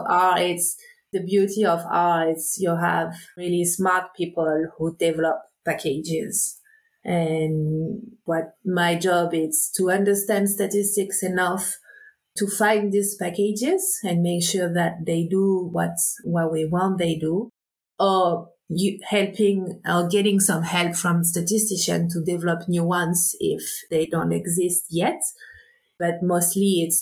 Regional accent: south of France, France; moved away as an adult; also born or lived in Réunion; I grew up on the Mediterranean coast in the south of France, mostly on the boat

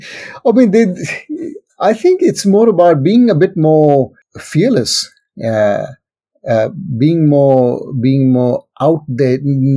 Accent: India; moved away; growing up in India, it's a very different culture to what is here. And I mean, I've lived in this country for a good 23 years now. And so this is home.

